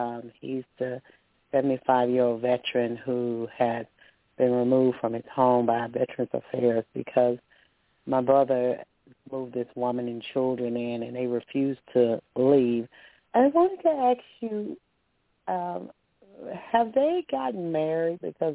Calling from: Alabama, United States; Hi, Toni. … I'm calling from Alabama.

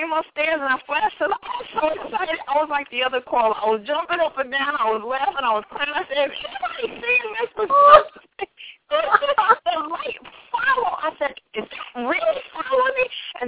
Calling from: New York, United States; I'm calling from New York.

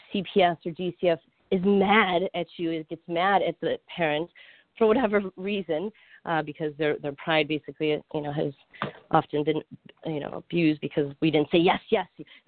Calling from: Florida, United States; So I'm calling from Florida

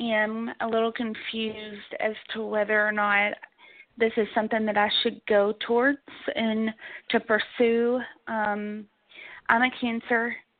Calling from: Kentucky, United States; I'm calling from Kentucky as well.

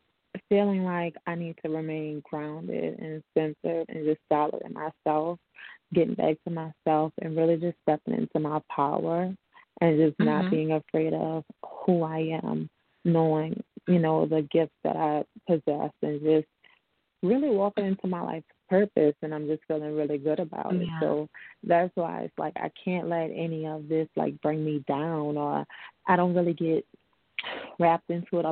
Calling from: New Orleans, Louisiana, United States; I'm calling from New Orleans.

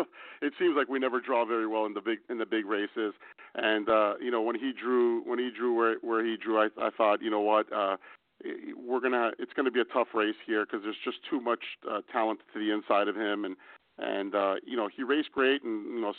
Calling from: Mexico; Hi, guys. I'm calling in from Mexico, so I almost didn't realize the time difference here.

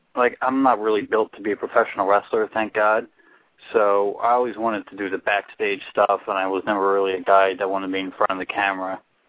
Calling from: New Jersey, United States; I am calling from my house, as a matter of fact, in New Jersey.

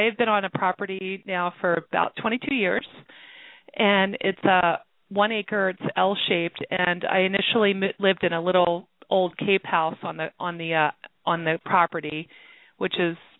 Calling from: Pennsylvania, United States; I'm calling from Pennsylvania.

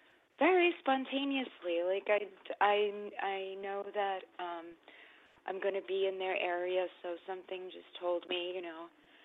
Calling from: New York, United States; New York.

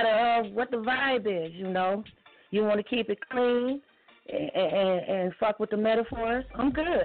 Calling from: Gary, Indiana, United States; I'm calling from Gary, Indiana.

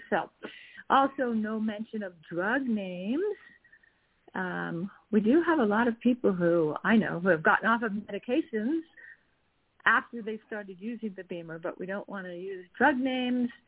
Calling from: Utah, United States; I'm calling in from Utah

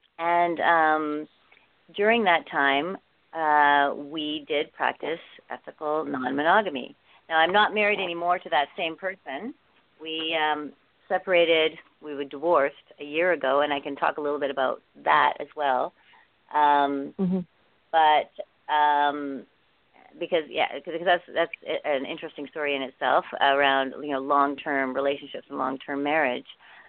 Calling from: Vancouver, British Columbia, Canada; Right now I'm in Vancouver. It's Christmas here with my family, and most of my family is resides in Vancouver

